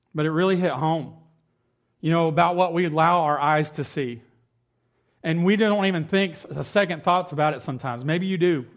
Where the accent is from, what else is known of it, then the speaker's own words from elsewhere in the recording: Cross Plains, United States; growing up in Cross Plains